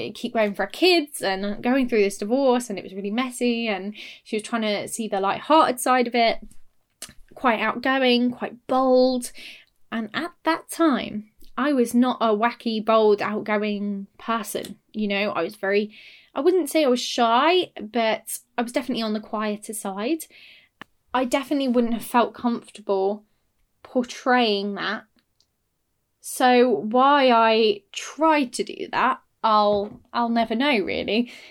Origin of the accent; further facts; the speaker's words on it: Derby, East Midlands, United Kingdom; accent: Northern British; now in Cambridge, United Kingdom; I delivered it in my Northern British accent, which was a lot more northern at the time. You know, I'd lived in Derby all my life.